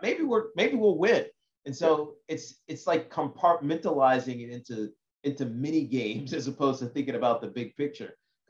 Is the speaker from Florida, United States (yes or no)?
no; Southwest Virginia, United States; moved away; I grew up in Southwest Virginia